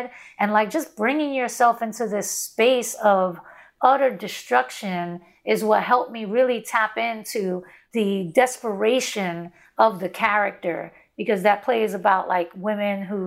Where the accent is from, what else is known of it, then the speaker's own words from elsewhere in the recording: New York City, New York, United States; I grew up in Brownsville